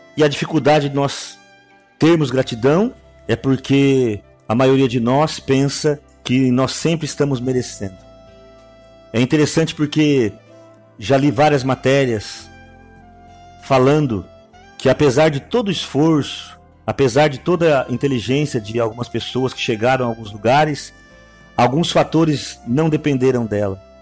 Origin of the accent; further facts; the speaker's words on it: Araçatuba, São Paulo, Brazil; eu nasci aqui, no Brasil, e eu particularmente aqui na cidade de Aracatuba